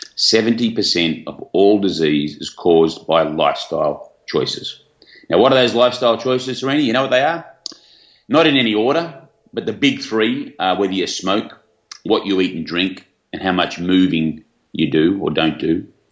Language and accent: English; Australia; high school down here in Australia, as you can probably tell where I'm from with my accent.